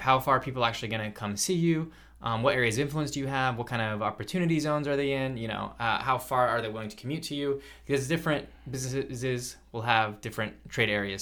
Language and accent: English; South Carolina, United States; moved away; some of the places that I grew up in around South Carolina